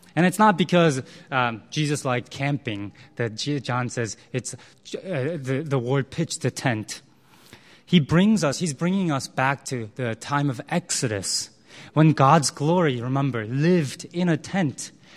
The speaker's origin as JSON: {"language": "English", "country": "United States", "tie": "born or raised there", "also_born_or_lived": "Korea", "said": "I spent a large part of my life in the U S"}